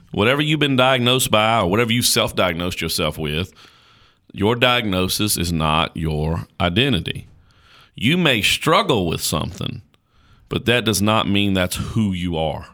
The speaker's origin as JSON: {"language": "English", "area": "Caswell County", "region": "North Carolina", "country": "United States", "tie": "born or raised there", "said": "I was born in Caswell County, North Carolina"}